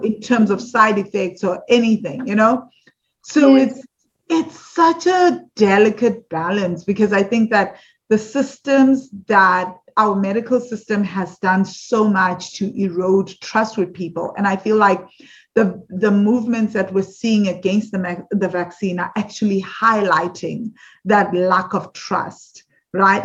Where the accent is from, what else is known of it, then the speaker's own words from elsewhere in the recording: South Africa; growing up in South Africa